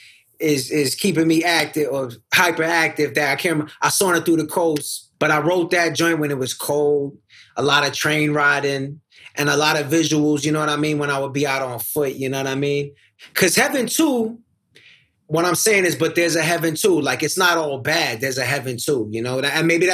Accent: New York City, New York, United States; I come up from Queens. I didn't grow up in the ghetto.

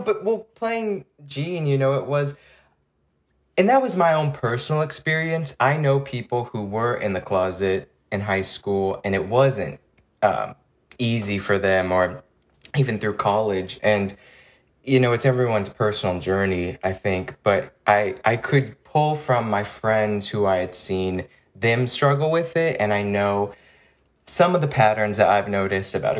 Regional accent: East Bay Area, California, United States; I'm from the Bay Area, the East Bay Area

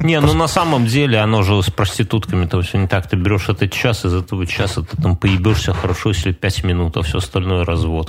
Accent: Belarus

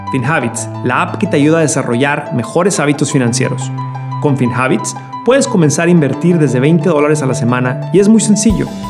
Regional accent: Ciudad Juárez, Chihuahua, Mexico; yo soy de Ciudad Juárez

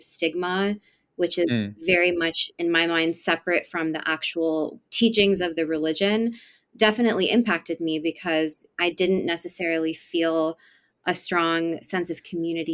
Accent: East Bay area, California, United States; also born or lived in San Francisco, California; I was born in San Francisco, California, and I grew up in the East Bay area

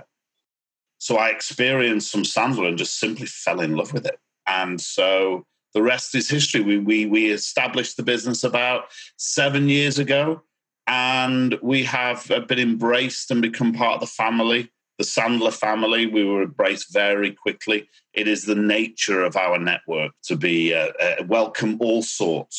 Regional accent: United Kingdom; accent: British; now in Miami, United States; you'll notice a British accent.

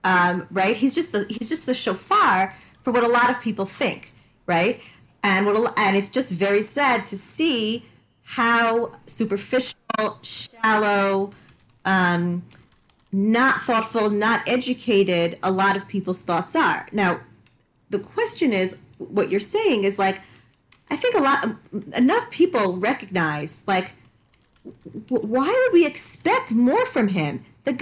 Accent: Canada; I'm also from Canada.

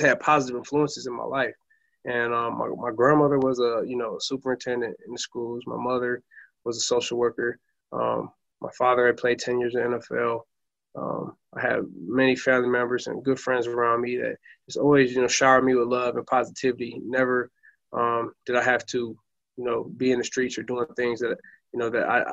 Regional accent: Flint, Michigan, United States; I'm from Flint, Michigan, and that's what I consider my hometown

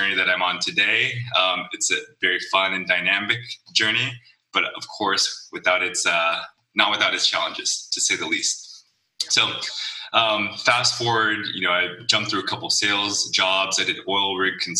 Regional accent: Los Angeles, California, United States; I'm an LA kid, born and raised

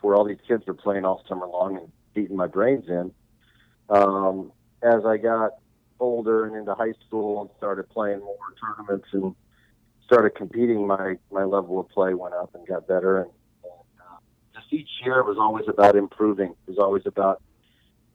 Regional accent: San Diego, California, United States; I grew up surfing here in San Diego

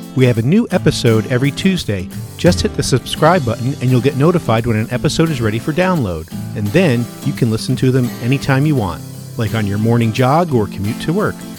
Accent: New Jersey, United States; moved away; I grew up in New Jersey

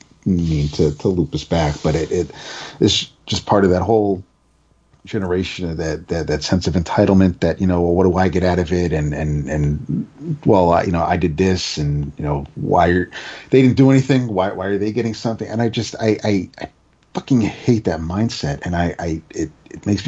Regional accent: United States; as an American

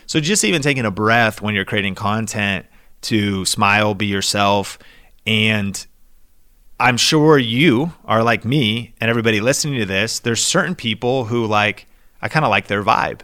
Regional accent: Seattle, Washington, United States; I grew up in Seattle

